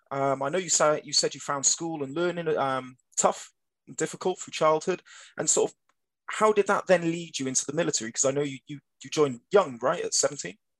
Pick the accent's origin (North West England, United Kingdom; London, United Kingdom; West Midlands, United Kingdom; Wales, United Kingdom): Wales, United Kingdom; Cardiff; I'm only from Cardiff